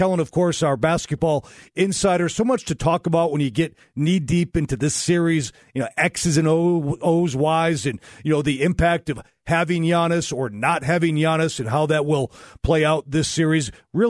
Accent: Chicago, Illinois, United States; moved away; I grew up in Chicago

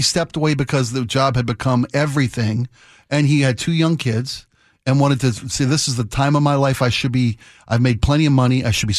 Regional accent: Northeast or Mid-Atlantic, United States; I grew up in the Northeast or the Mid-Atlantic.

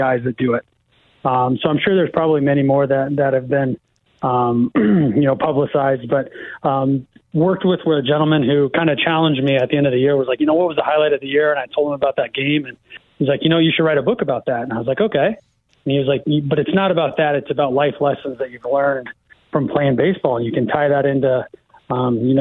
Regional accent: Iowa, United States; born or raised there; moved away

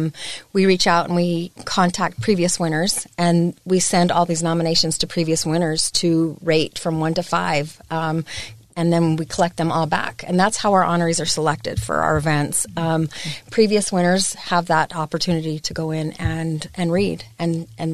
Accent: Salt Lake City, Utah, United States; also born or lived in Logan, Utah / Magna, Utah / South Jordan, Utah; Born and raised in Salt Lake City.

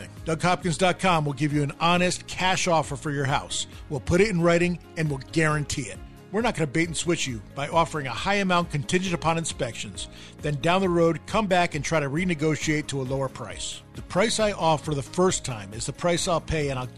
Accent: New York, United States; now in Arizona, United States; I grew up in New York

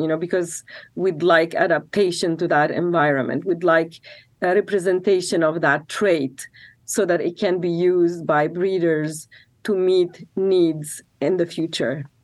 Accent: Lebanon; now in Corvallis, United States; I'm from Lebanon

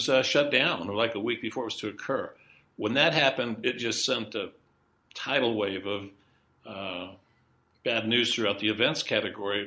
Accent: Bingham Canyon, Utah, United States; also born or lived in Salt Lake City, Utah; I grew up in Bingham Canyon, Utah

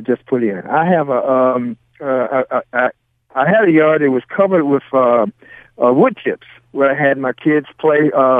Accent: the South, United States; now in Pacific Northwest, United States; I'm not from the Northwest. I'm from the South

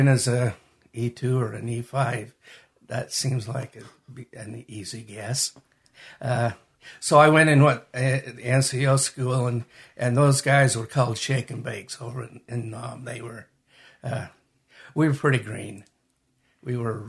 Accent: Magna, Utah, United States; also born or lived in Salt Lake City, Utah / Hunter, Utah; I was born in Salt Lake. Raised in Magna and lived most of my adult life in Hunter. So I'm from this area

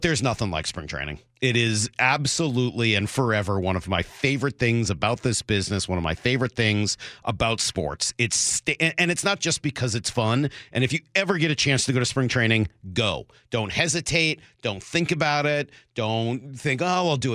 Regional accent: Northeast, United States; now in Seattle, United States; Growing up in the Northeast

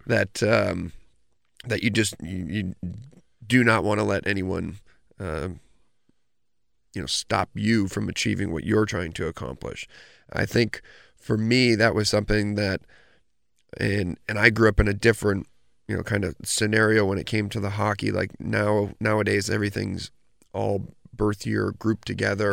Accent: Oswego, New York, United States; growing up in Oswego

